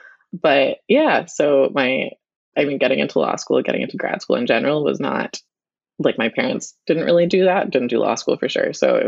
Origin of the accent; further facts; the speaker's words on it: Winnetka, Illinois, United States; moved away as an adult; also born or lived in Montreal / Boston; I grew up in Winnetka, and I went to Neuchâtel High School.